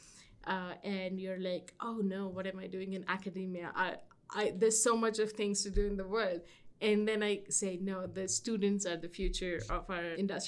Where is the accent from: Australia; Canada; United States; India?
India; moved away as an adult; I come from India